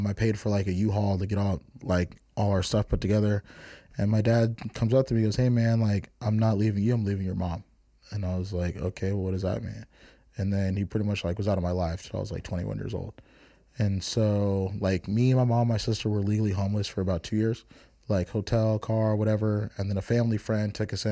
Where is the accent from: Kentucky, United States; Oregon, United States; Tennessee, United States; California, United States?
California, United States; San Jose; also born or lived in Oakland / Richmond; I was born in Oakland. My family's from Richmond. I was raised in San Jose